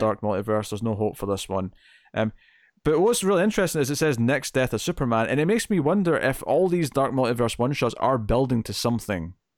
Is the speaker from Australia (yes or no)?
no; Scotland, United Kingdom; I'm Scottish